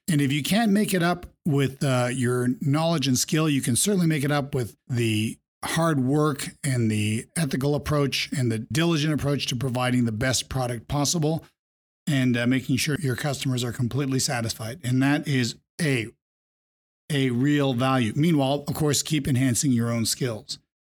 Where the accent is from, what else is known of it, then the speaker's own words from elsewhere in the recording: Vermont, United States; Growing up in Vermont